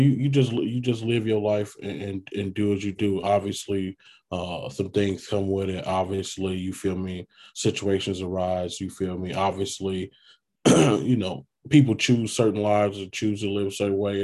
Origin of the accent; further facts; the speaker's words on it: Chicago, Illinois, United States; Born and raised Chicago, South Side Chicago